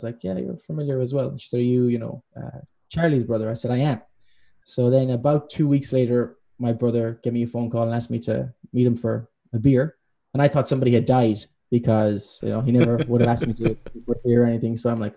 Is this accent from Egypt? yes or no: no; Ireland; moved away; I'm Irish